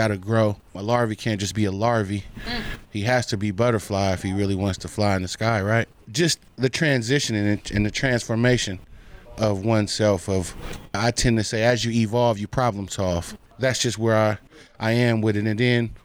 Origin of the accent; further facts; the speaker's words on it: Oakland, California, United States; I was from Oakland